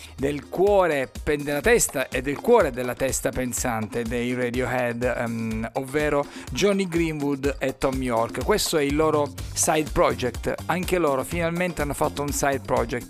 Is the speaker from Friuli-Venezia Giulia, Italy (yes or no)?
no; Sicily, Italy